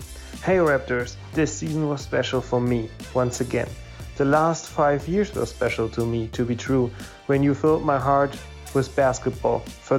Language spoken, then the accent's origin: English; Germany; I'm from Germany